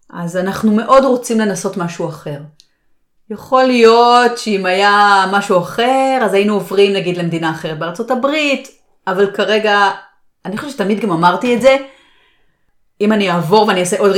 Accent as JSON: {"language": "Hebrew", "country": "Israel", "tie": "born or raised there", "said": "נכון שלי יש את השפה, ואני גדלתי שם, אבל עדיין, אני השתניתי, בעלי השתנה, ישראל השתנתה."}